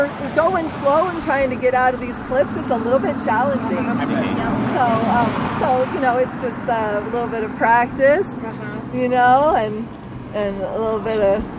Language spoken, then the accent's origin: English; Eugene, Oregon, United States; I'm a Eugene native Oregonian